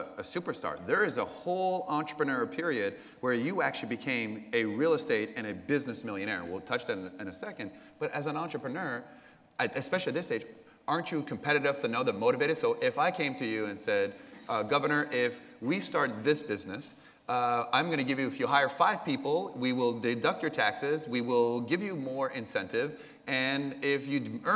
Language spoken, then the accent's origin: English; Canada; I was born in Canada.